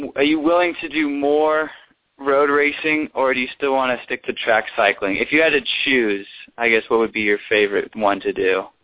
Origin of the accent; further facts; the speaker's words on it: Dallas, Texas, United States; I'm from Dallas